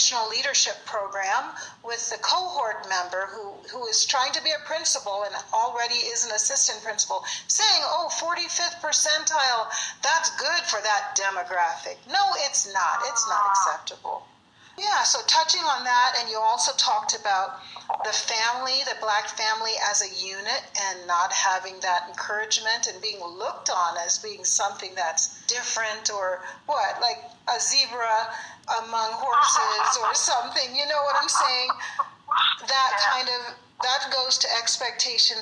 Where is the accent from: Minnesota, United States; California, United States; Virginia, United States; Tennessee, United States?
Virginia, United States; moved away as an adult; now in Colorado, United States; I was raised in Virginia.